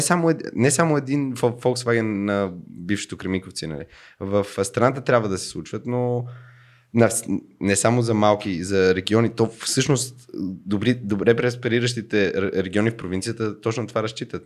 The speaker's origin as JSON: {"language": "Bulgarian", "country": "Bulgaria", "said": "аз му казах от България"}